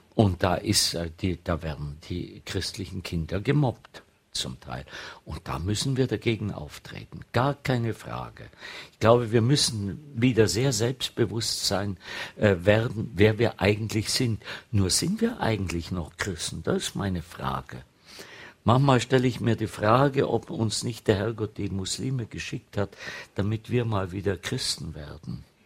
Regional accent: Bad Grönenbach, Bavaria, Germany; moved away; meine Heimat ist ja das Allgäu, ist Bad Grönenbach bin noch auf dem Land aufgewachsen

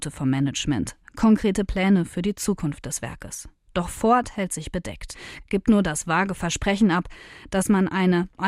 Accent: Spain; now in Germany; Ich komme aus Spanien, ist ja klar, dass ich dann auch

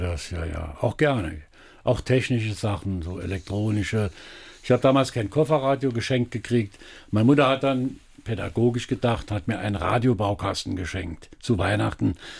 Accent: Elversberg, Saarland, Germany; Geboren bin ich natürlich in Elversberg

